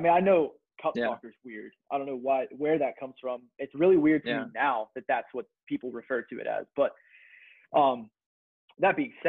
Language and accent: English; North Versailles, Pennsylvania, United States; also born or lived in West Chester, Pennsylvania; So I'm from North Versailles, Pennsylvania, which is 10 miles east of Pittsburgh. And so I went to East Allegheny High School, went to EA my entire life.